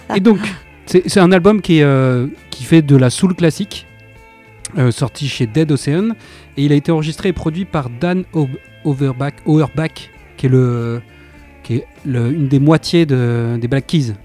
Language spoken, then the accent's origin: French; Somme, Hauts-de-France, France; now in Lille, France; on vient de la Somme, même si on est expatrié à Lille